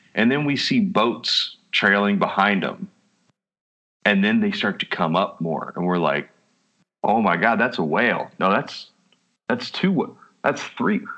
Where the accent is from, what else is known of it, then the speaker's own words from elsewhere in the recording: Texas, United States; We're from Texas